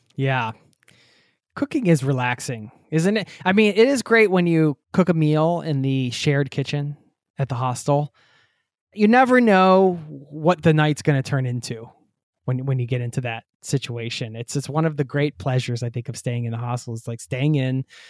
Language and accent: English; United States; the US, my home country